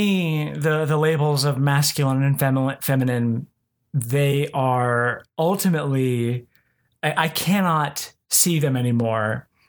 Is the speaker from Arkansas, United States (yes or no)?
no; Oklahoma, United States; because I grew up here in Oklahoma and mm-hmm. Christianity dominates. And even as somebody who was nominally atheist